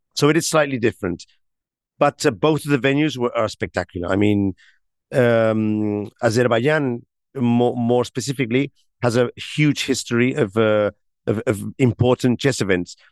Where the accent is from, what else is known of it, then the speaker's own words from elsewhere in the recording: Barcelona, Catalonia, Spain; I come from Barcelona, which is an also am, am, amazing city.